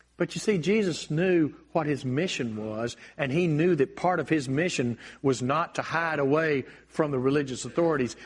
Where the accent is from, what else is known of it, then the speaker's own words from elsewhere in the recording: United States; I'm blessed to be an American